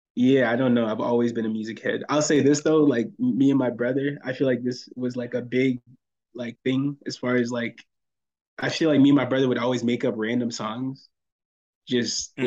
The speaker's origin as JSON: {"language": "English", "town": "Fayetteville", "region": "North Carolina", "country": "United States", "also_born_or_lived": "Orlando, Florida", "moved": "as an adult", "said": "I'm from Fayetteville, North Carolina"}